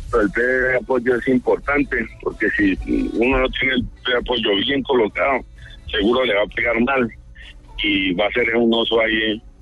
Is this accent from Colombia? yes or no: yes; Cali, Valle del Cauca, Colombia; yo me crié en Cali